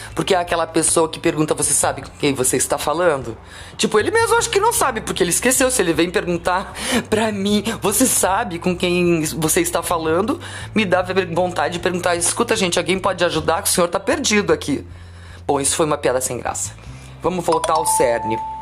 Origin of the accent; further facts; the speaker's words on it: Curitiba, Paraná, Brazil; eu sou curitibana, é, fiz 22 anos de rádio rock aqui em Curitiba